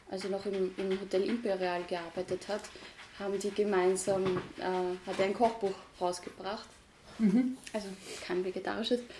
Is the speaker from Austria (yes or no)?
yes; Austria; Aber es gab auch nicht wirklich was, gerade bei uns in Österreich, das sich wirklich auf veganes Backen konzentriert